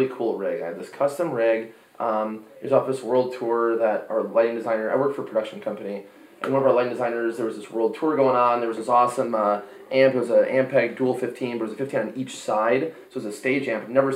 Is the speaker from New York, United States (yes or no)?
no; Chicago, Illinois, United States; moved away; also born or lived in Arizona; we're from Chicago